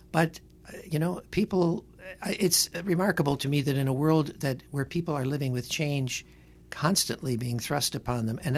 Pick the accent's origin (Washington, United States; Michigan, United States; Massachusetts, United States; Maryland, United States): Michigan, United States; Detroit; You know, the parish I grew up in Detroit was a very flourishing place with a huge school and everything and a beautiful church.